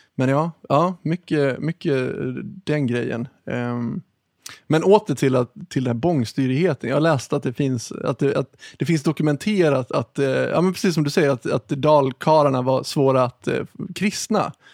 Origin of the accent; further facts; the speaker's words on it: Ludvika, Dalarna County, Sweden; jag är uppvuxen i Ludvika